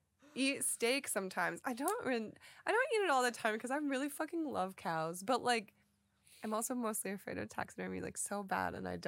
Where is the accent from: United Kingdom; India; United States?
United States; Florida; I'm from Florida.